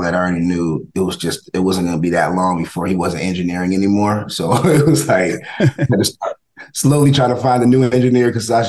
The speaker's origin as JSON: {"language": "English", "town": "College Park", "region": "Georgia", "country": "United States", "tie": "born or raised there", "also_born_or_lived": "New Haven, Connecticut", "said": "I moved to Atlanta when I turned, I turned 10 years old and 11, moved to Atlanta. And that's where I was raised in College Park, Georgia."}